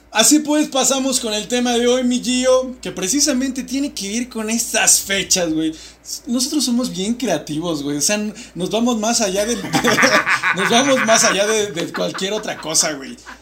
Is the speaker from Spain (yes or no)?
no; Mexico; siendo mexicanos